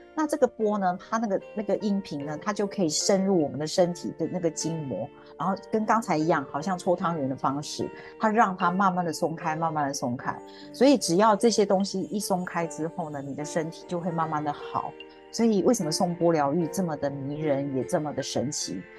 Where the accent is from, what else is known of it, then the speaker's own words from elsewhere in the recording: Taiwan; moved away as an adult; now in Singapore; 我住在新加坡，我是台湾人，我住在这里已经有，应该二十五年了。那么，啊，我是一位，其实我是一位很平凡的家庭主妇